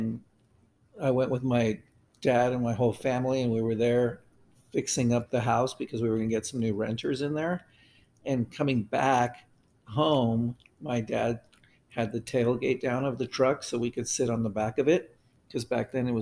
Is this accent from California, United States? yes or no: no; El Paso, Texas, United States; now in Roseville, United States; I grew up in El Paso, Texas.